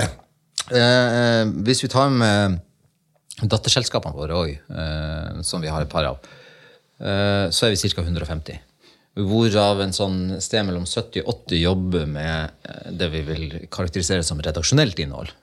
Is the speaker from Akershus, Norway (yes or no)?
no; Lofoten, Nordland, Norway; Jeg kommer jo fra Lofoten. Jeg, jo, jeg bruker, bruker litt sånn slevete sagt si at jeg, jeg, jeg vokste opp i fjæresteinene